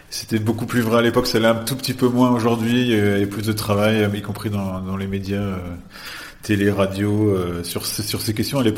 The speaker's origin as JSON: {"language": "French", "country": "France", "said": "en tant que en tant que Français"}